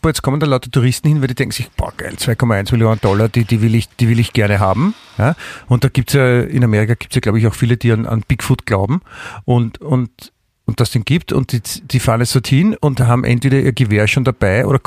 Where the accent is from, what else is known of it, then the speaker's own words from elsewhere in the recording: Germany; Ich bin ja auch Deutscher.